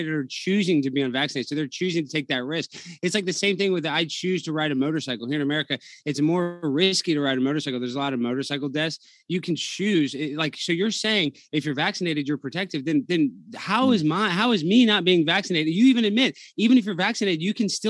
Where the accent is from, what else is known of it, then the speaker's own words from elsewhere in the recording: United States; as an American